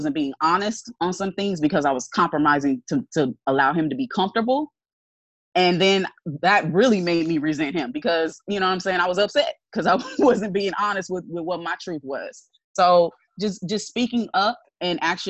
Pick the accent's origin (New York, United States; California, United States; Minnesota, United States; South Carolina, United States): California, United States; Los Angeles beach cities; I'm like Beach City.